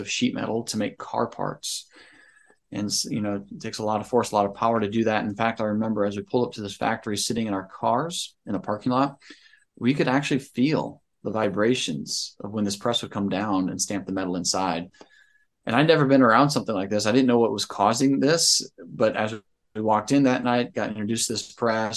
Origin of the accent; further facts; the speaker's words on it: Northwest Ohio, United States; I am from Northwest Ohio, small town